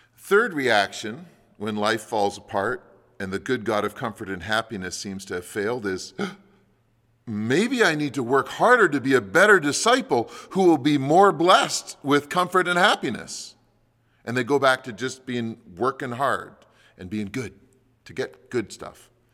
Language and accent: English; Canada; as Canadian Christians